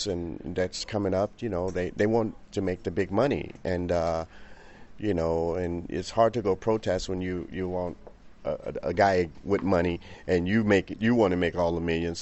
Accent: Chicago, Illinois, United States; now in Paris, France; I've came from there, you know. I was born into it

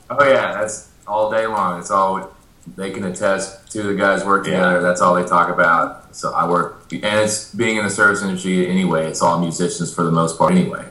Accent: Amarillo, Texas, United States; moved away as an adult; also born or lived in Dallas, Texas; now in Nashville, United States; I grew up in Amarillo and I played country in Dallas for a couple years. And I had moved to Nashville

